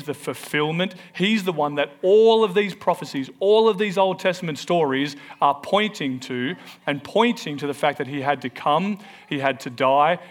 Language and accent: English; Melbourne, Victoria, Australia; also born or lived in New Zealand; we moved from New Zealand back to Melbourne